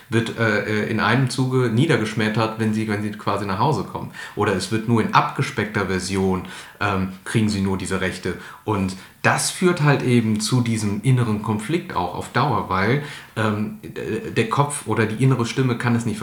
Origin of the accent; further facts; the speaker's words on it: Ratingen, North Rhine-Westphalia, Germany; Ich bin äh, geboren und aufgewachsen im Asylheim in Ratingen. 1987 äh, kam ich da zur Welt und habe die ersten neun Jahre meiner Kindheit dort verbracht.